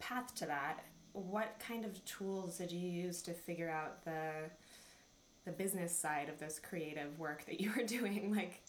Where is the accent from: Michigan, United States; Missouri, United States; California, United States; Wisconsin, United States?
Michigan, United States; Clarkston; I'm from Michigan